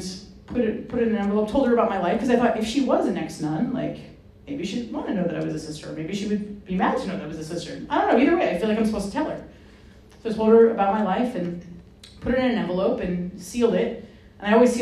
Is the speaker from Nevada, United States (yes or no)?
no; Rhode Island, United States; I grew up in Rhode Island